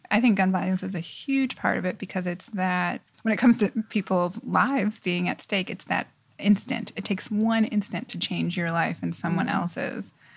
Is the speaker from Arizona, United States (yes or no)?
yes; Tucson, Arizona, United States; moved away as an adult; also born or lived in Los Angeles, California / New York City; I moved to Arizona, Tucson, Arizona, when I was seven, and that's definitely where I consider home